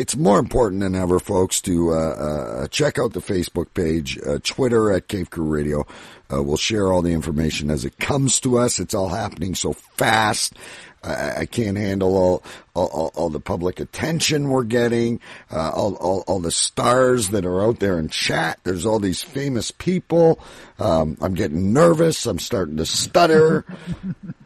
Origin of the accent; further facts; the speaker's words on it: Ontario, Canada; I'm from Ontario, Canada.